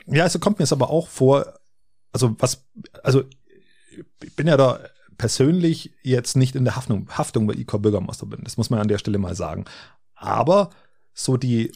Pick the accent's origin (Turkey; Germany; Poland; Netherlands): Germany; bei uns in Deutschland